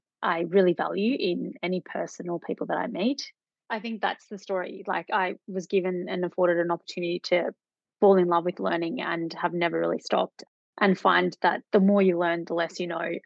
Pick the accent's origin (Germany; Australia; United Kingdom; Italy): Australia; Melbourne, Victoria; I grew up in Melbourne, born and bred, been here most of my life